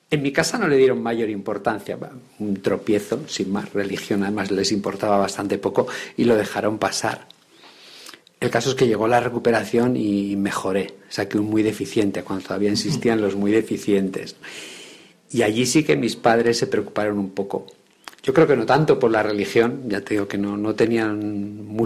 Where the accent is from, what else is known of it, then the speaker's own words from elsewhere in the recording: Bilbao, Basque Country, Spain; born there; yo nací en Bilbao, y bueno, pues por motivos de, trabajo de mi padre, pues me tocó viajar mucho y, residir en muchísimos lugares.